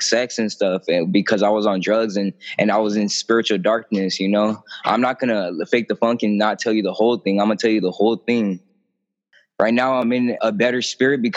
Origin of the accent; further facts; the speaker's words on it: Imperial Beach, California, United States; also born or lived in National City; when I was 12, I had moved to, I was from Imperial Beach. I moved to National City